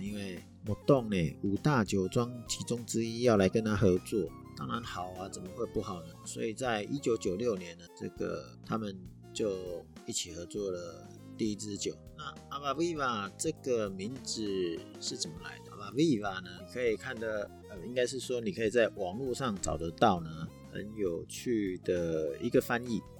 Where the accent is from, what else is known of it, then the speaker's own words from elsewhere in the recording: Taiwan; 传统我们台湾人的习俗，初二回娘家